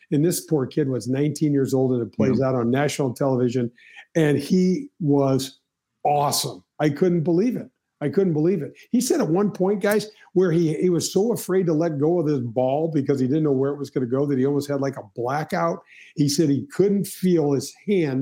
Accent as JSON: {"language": "English", "town": "St. Louis", "region": "Missouri", "country": "United States", "tie": "born or raised there", "said": "I grew up in North County."}